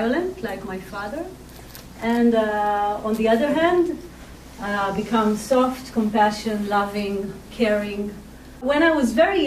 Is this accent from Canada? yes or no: no; Israel; I was born and raised in Israel